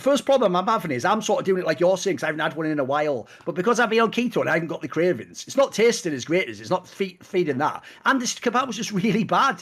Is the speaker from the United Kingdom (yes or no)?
yes; the Northeast, North East England, United Kingdom; I'm from the Northeast